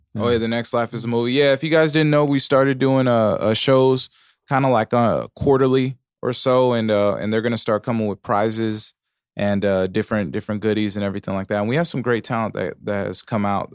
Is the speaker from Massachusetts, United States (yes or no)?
no; Pomona, California, United States; I'm from Pomona